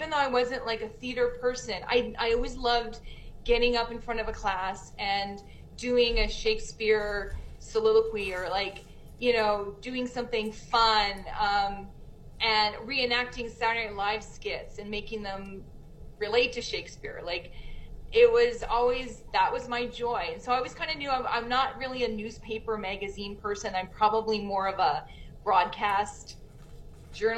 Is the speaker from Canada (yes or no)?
yes; Winnipeg, Manitoba, Canada; moved away as an adult; I was one of those people that left, but then I came back to my hometown